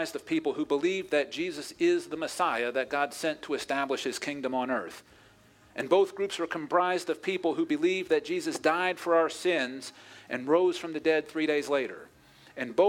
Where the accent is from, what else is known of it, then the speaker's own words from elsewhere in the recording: Pittsburgh, Pennsylvania, United States; my hometown of Pittsburgh